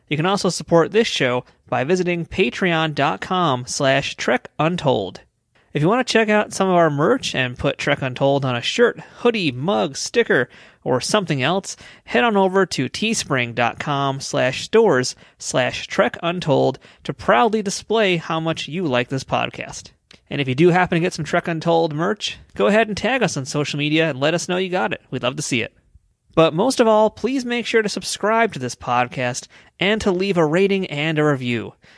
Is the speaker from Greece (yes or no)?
no; United States; I'm just a Yankee up here in America